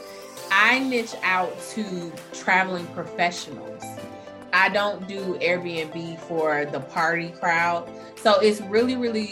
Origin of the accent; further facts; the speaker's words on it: Atlanta, Georgia, United States; I'm from Atlanta, so it was home territory.